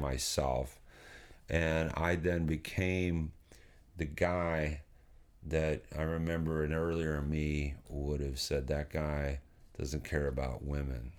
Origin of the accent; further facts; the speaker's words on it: Nashville, Tennessee, United States; moved away; I, I, was born and raised in Nashville, Tennessee